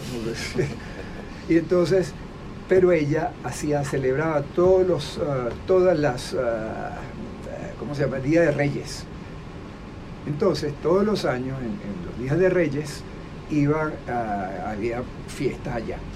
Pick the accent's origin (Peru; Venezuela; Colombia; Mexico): Venezuela; also born or lived in Boston, United States; yo me vine a Venezuela